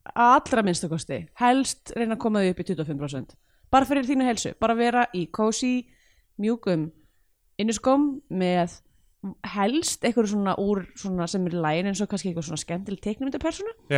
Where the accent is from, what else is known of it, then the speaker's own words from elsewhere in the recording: Reykjavík, Capital Region, Iceland; í mjötinni það er svona ekkert langt frá mínum heimaslóðun